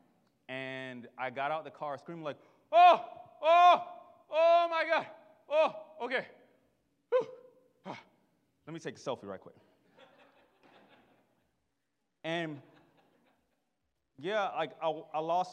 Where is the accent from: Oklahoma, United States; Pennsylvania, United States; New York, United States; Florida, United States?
Florida, United States; Miami; I am from Miami. And if you know anything about Miami, we aren't nice to each other